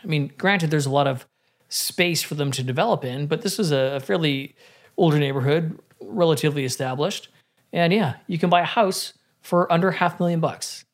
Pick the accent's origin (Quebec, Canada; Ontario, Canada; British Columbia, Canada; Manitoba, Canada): British Columbia, Canada; I got to feel it in my hometown.